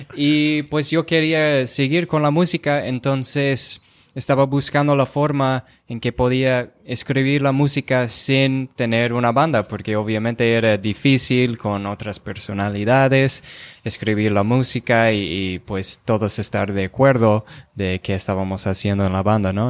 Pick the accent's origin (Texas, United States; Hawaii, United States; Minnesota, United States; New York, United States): Minnesota, United States; Rochester; first language English; Spanish is a second language; moved away as an adult; yo soy de Rochester, Minnesota.